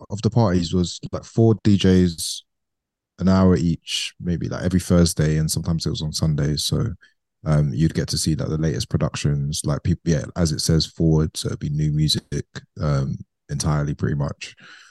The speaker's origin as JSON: {"language": "English", "region": "London", "country": "United Kingdom", "tie": "born or raised there", "said": "Yeah, so I grew up in London and East London"}